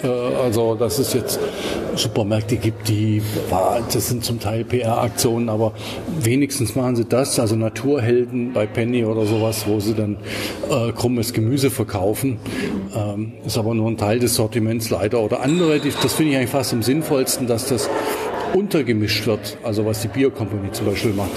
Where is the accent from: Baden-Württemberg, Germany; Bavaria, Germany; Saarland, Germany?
Baden-Württemberg, Germany; Swabia; aufgewachsen bin ich aber in Schwaben